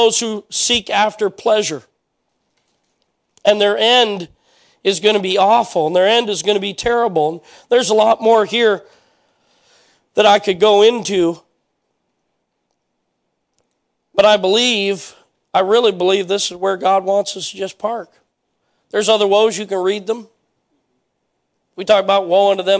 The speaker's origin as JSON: {"language": "English", "country": "United States", "said": "I am an American"}